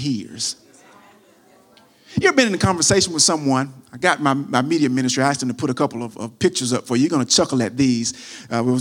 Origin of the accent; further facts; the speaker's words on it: United States; I'm from America, not from Greece, so I pronounce it the American way